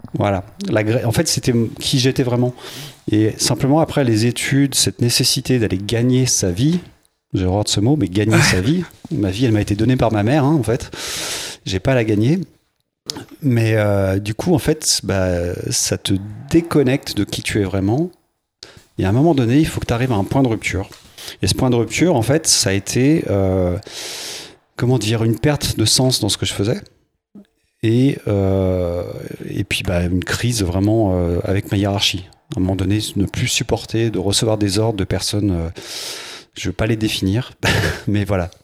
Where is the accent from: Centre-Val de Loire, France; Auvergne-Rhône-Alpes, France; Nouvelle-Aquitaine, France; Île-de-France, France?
Auvergne-Rhône-Alpes, France; Mizérieux? / west of Lyon; j'ai grandi à Miry, dans l'ouest lyonnais.